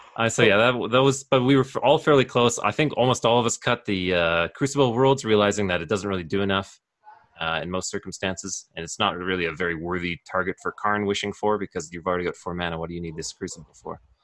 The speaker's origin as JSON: {"language": "English", "town": "Calgary", "region": "Alberta", "country": "Canada", "tie": "born or raised there", "said": "born and raised in Calgary, Alberta"}